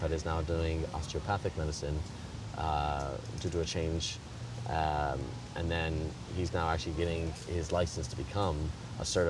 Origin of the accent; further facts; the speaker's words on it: Chicago, Illinois, United States; moved away as an adult; now in London, United Kingdom; I was born in Chicago, Illinois